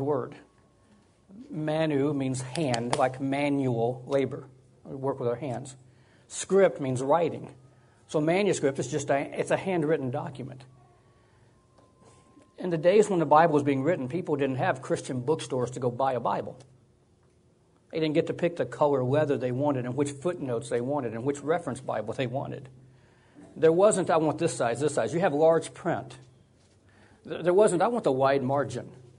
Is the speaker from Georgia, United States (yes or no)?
yes; Georgia, United States; moved away as an adult; now in California, United States; I moved to California 24 years ago. I grew up in Georgia.